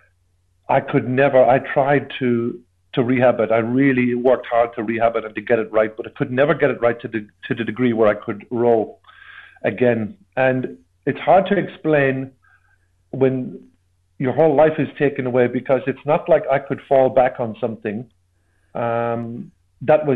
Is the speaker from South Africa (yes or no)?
no; Ireland; growing up in Ireland in the 80s